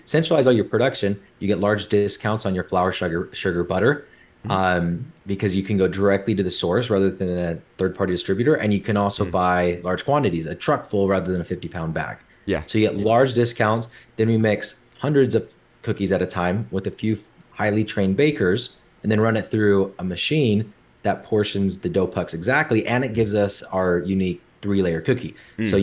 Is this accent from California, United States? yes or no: no; Orem, Utah, United States; grew up in Orem, Utah.